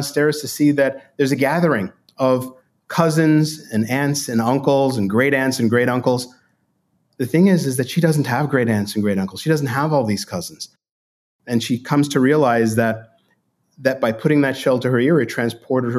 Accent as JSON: {"language": "English", "town": "New York City", "region": "New York", "country": "United States", "tie": "born or raised there", "said": "I grew up in Brooklyn, New York, in a Jewish, Italian, Irish neighborhood"}